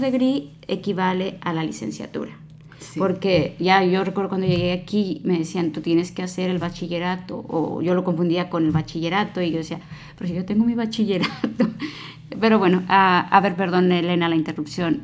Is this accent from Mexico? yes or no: yes; Mexico; now in United States; los que venimos de México